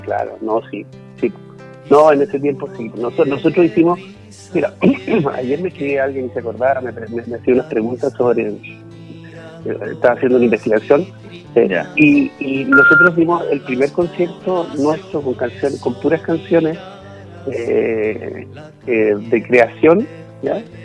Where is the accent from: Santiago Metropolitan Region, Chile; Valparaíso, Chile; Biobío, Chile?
Santiago Metropolitan Region, Chile; Santiago; also born or lived in Valdivia; yo estudié música de niño en el conservatorio, eh, aquí en Santiago. nací en la ciudad de Santiago y después me fui a estudiar y después me fui a estudiar a Valdivia.